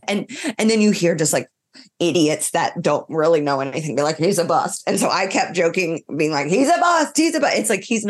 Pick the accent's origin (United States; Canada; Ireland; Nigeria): Ireland; I'm from Ireland